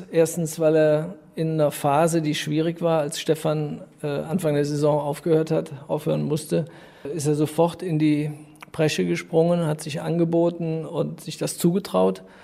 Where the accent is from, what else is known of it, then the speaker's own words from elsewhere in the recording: Düren, North Rhine-Westphalia, Germany; Es ist meine Heimatstadt, ich bin hier aufgewachsen. Äh, ich liebe die Art der Menschen hier, also das bezieht sich aufs Rheinland, äh, aber eben in dem Fall auf Düren.